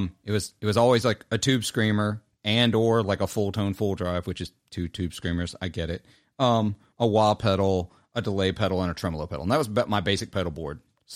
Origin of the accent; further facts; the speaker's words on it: Clarksdale, Mississippi, United States; It's called a Clarksdale. I'm from Clarksdale. It has literally the Highway 49 and 61 signs on the pedal that like I grew up down the street from.